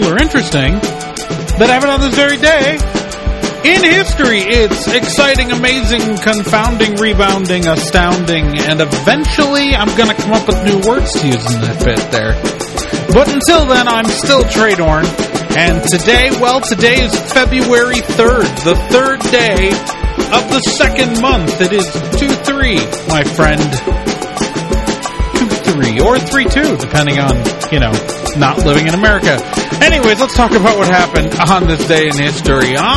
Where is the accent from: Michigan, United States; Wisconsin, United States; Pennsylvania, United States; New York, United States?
Wisconsin, United States; moved away; I grew up in Wisconsin